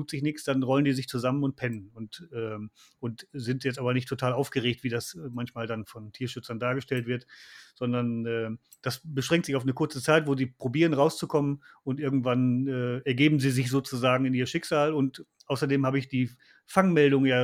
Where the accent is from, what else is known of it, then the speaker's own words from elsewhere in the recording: Lower Saxony, Germany; ich komme halt aus, aus Niedersachsen und komme aus einer Niederwildgegend und da wurde der Fuchs äh, äh, immer geschossen.